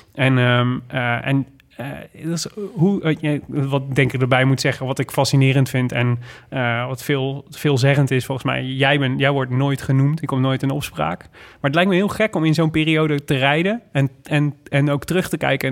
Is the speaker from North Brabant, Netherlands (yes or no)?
yes; Made, North Brabant, Netherlands; moved away; Ik kom uit Maden oorspronkelijk